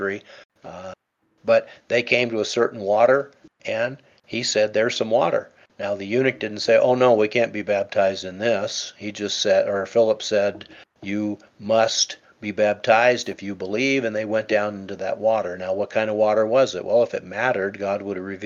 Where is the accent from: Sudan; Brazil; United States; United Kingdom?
United Kingdom; England; I was born in England, and I was christened into the Anglican